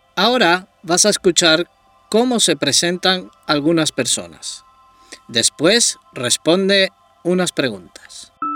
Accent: Tenerife, Canary Islands, Spain; Soy español, soy de Tenerife.

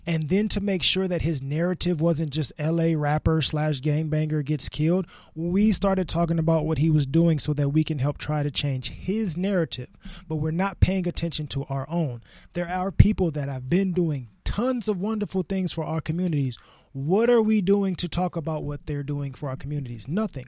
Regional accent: Los Angeles, California, United States; me growing up in South Central in the L A area

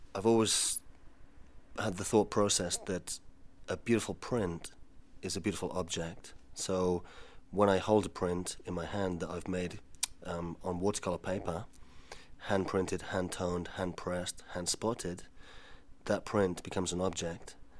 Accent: Spain; moved away; I was brought up in Spain

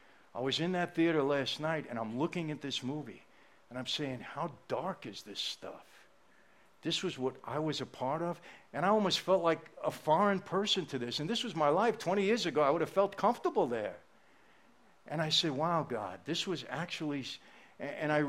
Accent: New York City, New York, United States; also born or lived in Long Island; when I was a kid growing up in Brooklyn, Long Island

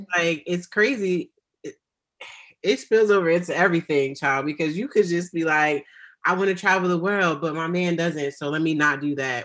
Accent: United States; I am African American

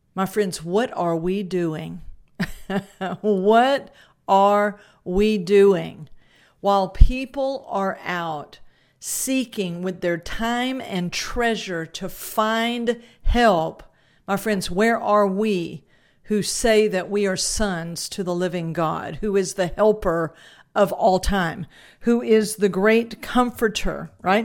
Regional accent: South Louisiana, United States; because I was raised in Louisiana, uh, that, and more South Louisiana than North

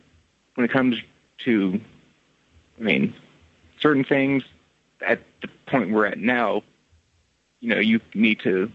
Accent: Tennessee, United States; now in Scotland; I'm originally from Tennessee, but currently I'm over in Scotland.

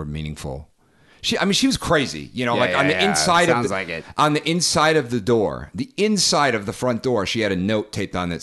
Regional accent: Northeast, United States; I'm from the Northeast

